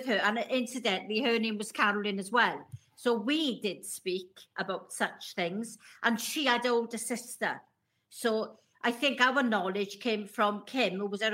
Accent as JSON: {"language": "English", "area": "Welsh", "region": "Wales", "country": "United Kingdom", "said": "being Welsh"}